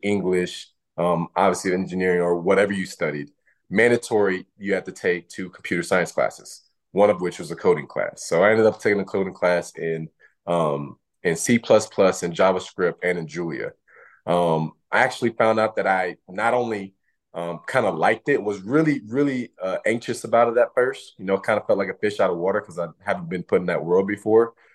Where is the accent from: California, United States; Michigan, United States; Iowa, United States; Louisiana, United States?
Louisiana, United States; moved away as an adult; growing up in Louisiana